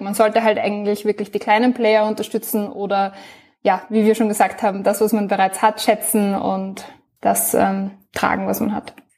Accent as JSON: {"language": "German", "country": "Austria", "said": "ich bin aus Österreich, bin 24 Jahre alt"}